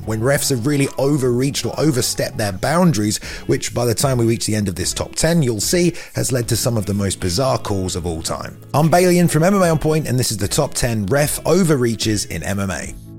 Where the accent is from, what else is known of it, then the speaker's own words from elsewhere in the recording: England, United Kingdom; as an Englishman